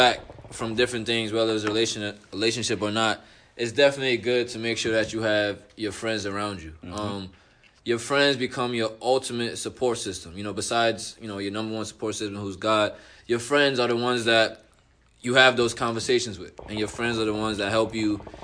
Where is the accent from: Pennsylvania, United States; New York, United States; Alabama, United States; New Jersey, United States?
New York, United States; New York City; moved away as an adult; now in Connecticut, United States; I'm from the Bronx, New York. Moved out to Connecticut last year.